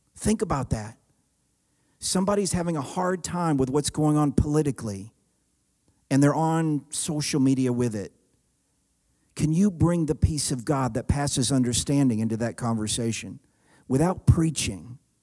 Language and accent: English; the South, United States; I grew up in the South